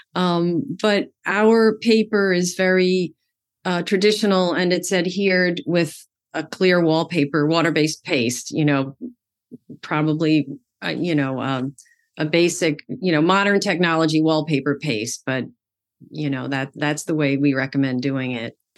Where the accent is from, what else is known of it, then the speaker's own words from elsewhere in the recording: Amityville, New York, United States; I grew up in Amityville, Long Island, New York